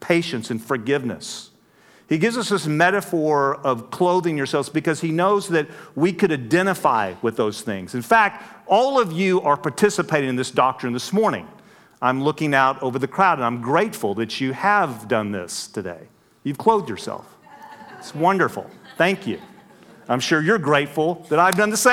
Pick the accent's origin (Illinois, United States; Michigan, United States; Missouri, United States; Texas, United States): Texas, United States; West; moved away; I grew up out in West Texas. That's why I talk so funny